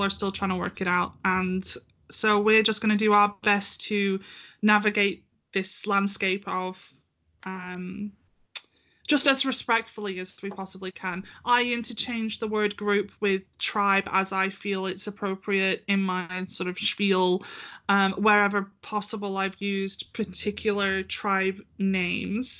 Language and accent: English; United Kingdom; I'm British